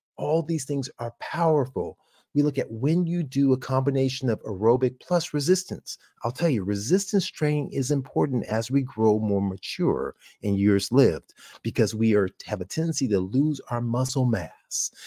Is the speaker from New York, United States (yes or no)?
no; California, United States; University of, uh, California, uh, my home state